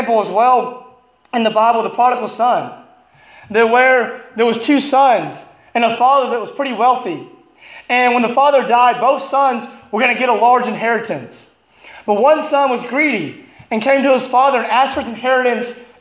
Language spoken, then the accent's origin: English; Alabama, United States; moved away as an adult; now in Illinois, United States; I'm from Alabama